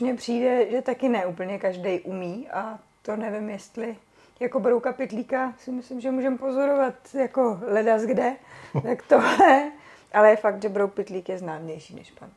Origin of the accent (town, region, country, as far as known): Czechia